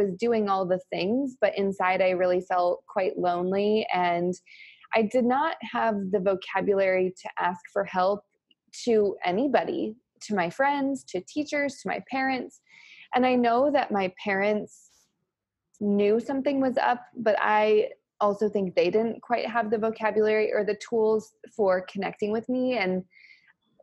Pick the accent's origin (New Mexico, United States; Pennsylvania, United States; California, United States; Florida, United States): New Mexico, United States; now in Austin, United States; I'm also from New Mexico. I like to share that. I'm very proud of my New Mexico heritage.